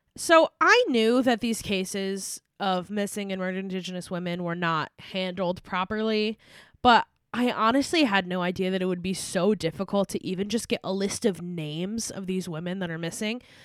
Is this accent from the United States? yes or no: yes; United States; we are from the United States